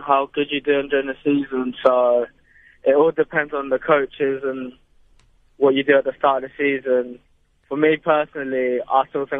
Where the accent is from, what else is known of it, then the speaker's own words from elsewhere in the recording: Durban, KwaZulu-Natal, South Africa; born there; Well, my nan's from the Eastern Cape, and I was born in Durban, but my dad lives in Johannesburg.